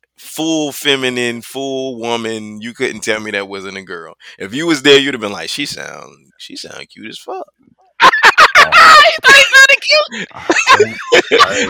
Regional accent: New Orleans, Louisiana, United States; I'm from New Orleans

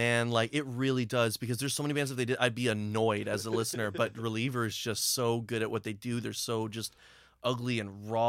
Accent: Brampton, Ontario, Canada; I'm from Brampton, mm-hmm. right? Like, I still live in Brampton now.

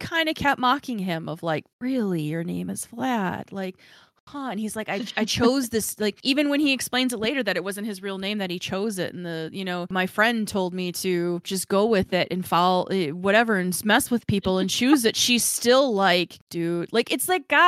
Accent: Chicago, Illinois, United States; I'm from Chicago.

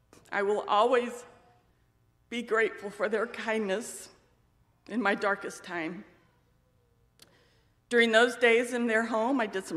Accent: Spain; also born or lived in United States; I was born in Spain, the child of missionaries. My two sisters and I grew up in a loving but transient home. Our parents' work required us to move to various cities throughout Spain and during multiple furloughs back to the U.S.

